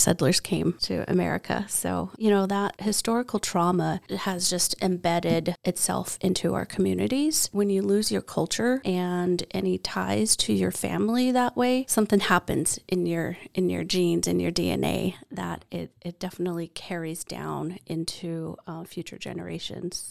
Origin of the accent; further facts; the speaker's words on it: Yakama Reservation, Washington, United States; I grew up on the Yakima Reservation and in the Rock Creek Longhouse